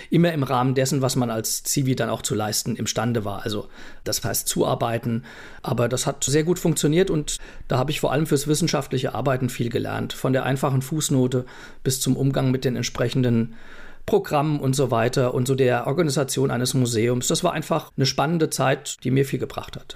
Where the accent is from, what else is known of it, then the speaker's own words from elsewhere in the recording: Essenheim, Rhineland-Palatinate, Germany; also born or lived in Mainz / Leipzig / Prague; aufgewachsen bin ich in Essenheim, also geboren in Mainz